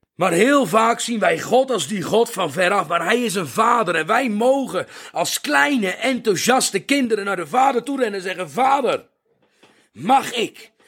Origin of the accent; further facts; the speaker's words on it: Netherlands; now in South Africa; Ik ben een Nederlander